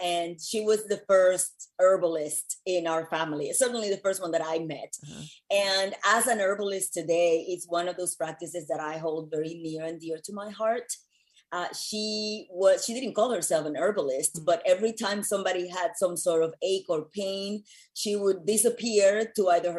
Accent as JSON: {"language": "English", "country": "Puerto Rico", "tie": "born or raised there", "also_born_or_lived": "New York", "moved": "as an adult", "lives_now": "Los Angeles, United States", "said": "I was born and raised in Puerto Rico"}